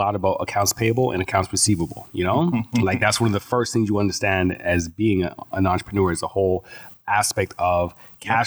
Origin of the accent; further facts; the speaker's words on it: Edmonton, Alberta, Canada; also born or lived in Toronto, Ontario / Jamaica; The first couple of years of my life, I was a child, just a baby in Jamaica, and then came back here to Edmonton. And that's where I've spent most of my life